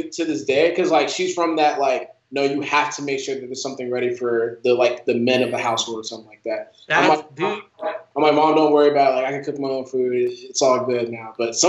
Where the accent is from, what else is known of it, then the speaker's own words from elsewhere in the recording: Nigeria; since I'm Nigerian, she used to cook us it's fried yam with eggs.